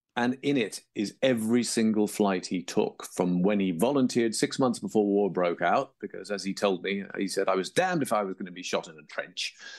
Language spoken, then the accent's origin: English; England, United Kingdom; moved away; also born or lived in Toronto, Canada; as you can tell by my accent, I grew up in England, though I was born in Toronto